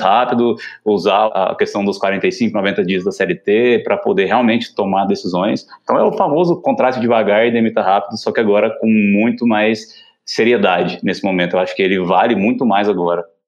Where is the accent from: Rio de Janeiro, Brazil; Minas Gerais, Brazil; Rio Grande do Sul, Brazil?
Minas Gerais, Brazil; Uberlândia; also born or lived in São Paulo; Eu sou daqui de Uberlândia, né? Então sempre trabalhei aqui, empreendi aqui em Uberlândia